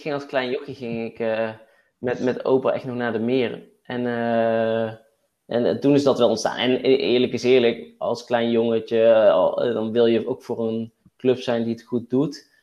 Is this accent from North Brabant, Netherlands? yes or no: yes; Waalwijk, North Brabant, Netherlands; also born or lived in Den Bosch; now in Tilburg, Netherlands; Ik kom uit Waalwijk, uit Wolk